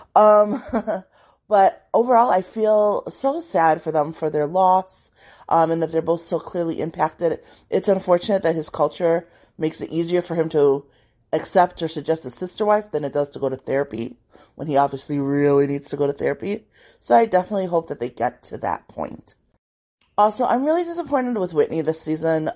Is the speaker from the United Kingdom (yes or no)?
no; Liberia; I was born in Liberia